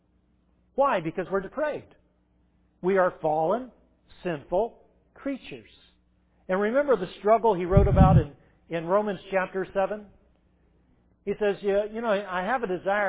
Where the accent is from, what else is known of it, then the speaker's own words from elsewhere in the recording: Irmo, South Carolina, United States; Irmo, South Carolina